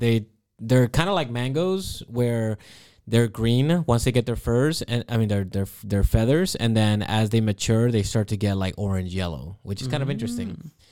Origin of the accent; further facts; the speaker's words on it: Florida, United States; So I grew up in Florida.